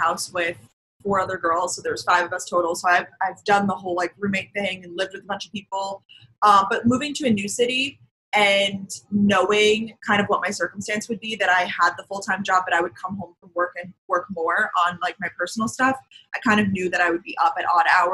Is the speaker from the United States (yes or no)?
yes; Long Island, New York, United States; also born or lived in Georgia; now in New York City, United States; I grew up like on Long Island, it's a similar situation, like suburbs of New York